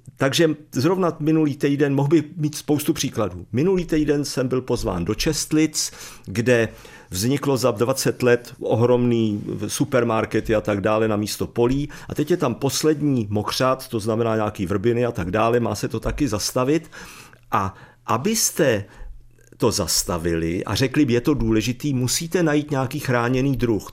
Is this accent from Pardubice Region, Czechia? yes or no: no; Jindřichův Hradec, South Bohemian Region, Czechia; já jsem z Jindřichova Hradce